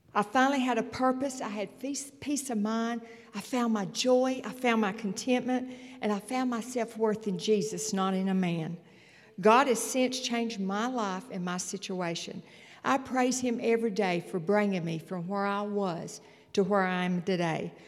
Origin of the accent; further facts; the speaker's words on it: Morganton, North Carolina, United States; I grew up in Morganton in a loving home